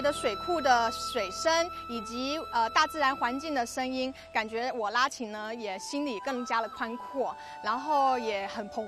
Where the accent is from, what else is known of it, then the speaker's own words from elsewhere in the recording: Taiwan; now in Beijing, China; 我是来自北京的台青